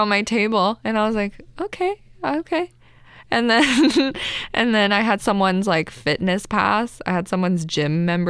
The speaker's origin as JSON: {"language": "English", "country": "Canada", "said": "my identity, my as an immigrant, as an Asian person, as a Canadian, a young woman, right?"}